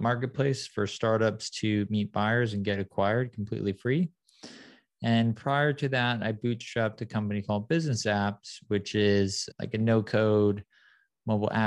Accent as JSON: {"language": "English", "town": "San Clemente", "region": "California", "country": "United States", "tie": "born or raised there", "also_born_or_lived": "Detroit, Michigan", "said": "I was born in Detroit, moved to a beautiful town called San Clemente when I was younger. So I grew up in SoCal"}